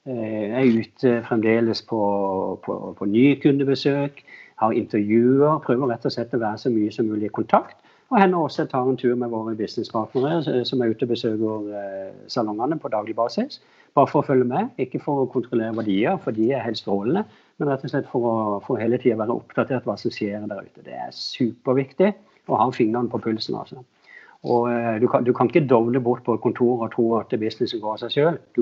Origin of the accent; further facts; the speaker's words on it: Agder, Norway; moved away as an adult; now in Oslo, Norway; Jeg flytta inn fra, fra Sørlandet da jeg var litt yngre, yngre voksen. og og jeg jobba i Loreal også mens jeg var på Sørlandet